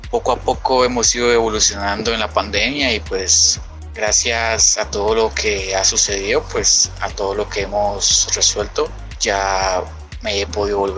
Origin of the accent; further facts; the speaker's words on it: Santander de Quilichao, Cauca, Colombia; soy de Santander de Quilichao, Cauca, y pertenezco a la fundación Tengo Ganas, es una fundación juvenil.